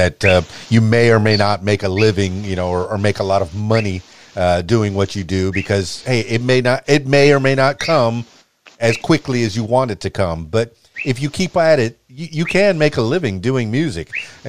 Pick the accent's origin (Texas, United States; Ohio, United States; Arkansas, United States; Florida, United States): Florida, United States; Miami; You know, I come from Miami, a very diversified place.